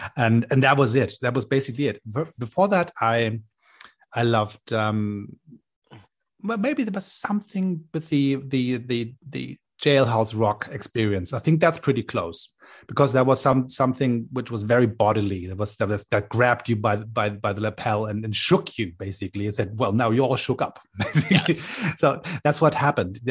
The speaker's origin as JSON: {"language": "English", "region": "Hamburg", "country": "Germany", "tie": "born or raised there", "moved": "as an adult", "lives_now": "Berlin, Germany", "said": "I grew up in Hamburg um, in the northern part of Germany"}